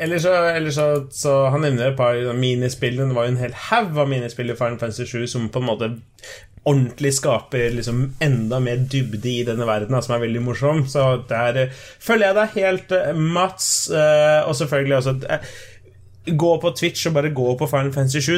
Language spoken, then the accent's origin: Norwegian; Colombia; now in Norway; jeg er fra Colombia